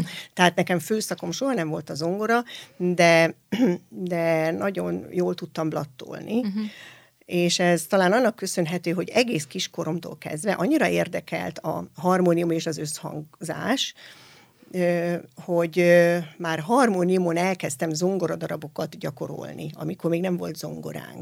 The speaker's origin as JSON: {"language": "Hungarian", "town": "Hajdúböszörmény", "region": "Hajdú-Bihar", "country": "Hungary", "tie": "born or raised there", "said": "ez a hajdúböszörményi mhm. gyülekezetben uh-huh. volt, tehát én ott születtem"}